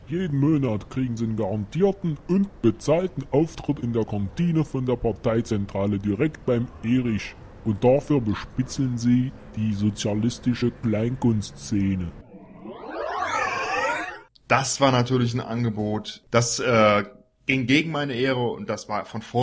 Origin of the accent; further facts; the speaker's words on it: Görlitz, Saxony, Germany; sondern wir kommen eigentlich aus Görlitz im Osten. Da sind wir aufgewachsen.